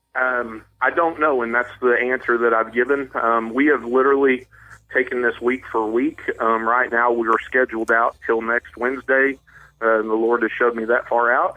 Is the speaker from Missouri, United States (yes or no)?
yes; Chadwick, Missouri, United States; I grew up in South um, West Missouri, around the Chadwick area, around Ozark and Chadwick